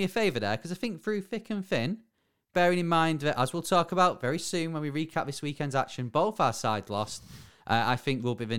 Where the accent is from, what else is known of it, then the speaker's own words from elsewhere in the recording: Bury, North West England, United Kingdom; my hometown.